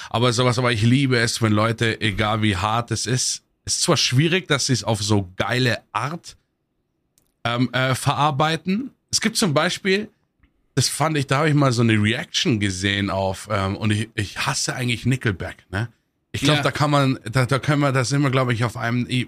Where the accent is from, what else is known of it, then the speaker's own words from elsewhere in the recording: Munich, Bavaria, Germany; Ich komme aus Obermenzing, ne?